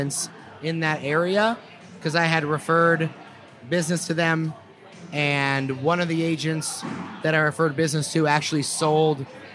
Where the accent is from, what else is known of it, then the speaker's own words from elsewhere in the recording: New Jersey, United States; moved away as an adult; now in Michigan, United States; I moved from New Jersey to Michigan, back to my wife's hometown